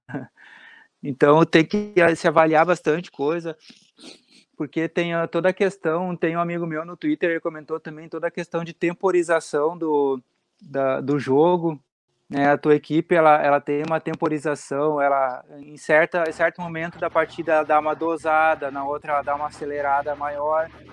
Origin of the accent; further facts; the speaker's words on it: South Region, Brazil; eu sou aqui do Sul